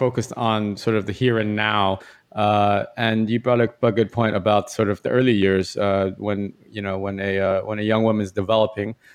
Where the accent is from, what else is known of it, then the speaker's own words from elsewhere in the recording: United States; moved away as an adult; now in Hong Kong; I'm Asian, but I'm from the West. I'm from America, and so I've lived here since 2005